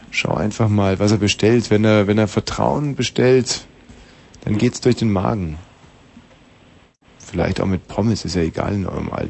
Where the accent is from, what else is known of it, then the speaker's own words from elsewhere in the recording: Bavaria, Germany; ich komme ja aus Bayern.